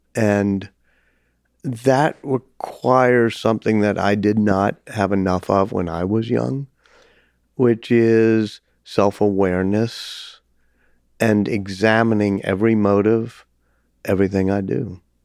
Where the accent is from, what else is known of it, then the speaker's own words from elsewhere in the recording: New Orleans, Louisiana, United States; my hometown, even by teaching at Tulane